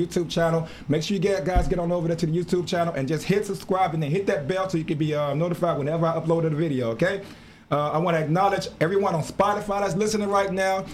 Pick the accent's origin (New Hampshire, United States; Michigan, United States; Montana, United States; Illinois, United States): Illinois, United States; Chicago; my hometown, Chicago. That's always home to me